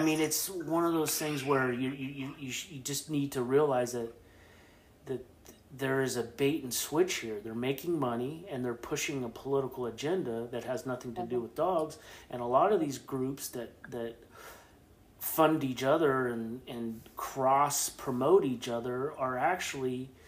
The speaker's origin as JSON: {"language": "English", "region": "Midwest", "country": "United States", "lives_now": "Oregon, United States", "said": "I'm a Midwest transplant as well."}